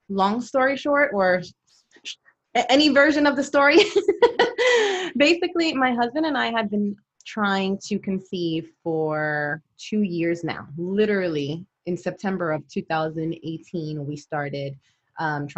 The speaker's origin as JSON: {"language": "English", "country": "Puerto Rico", "tie": "born or raised there", "also_born_or_lived": "Brooklyn, New York", "moved": "as an adult", "lives_now": "San Antonio, United States", "said": "I was born in New York. I'm a Brooklyn girl. And when I was about, I guess, 9 or 10, I moved to Puerto Rico"}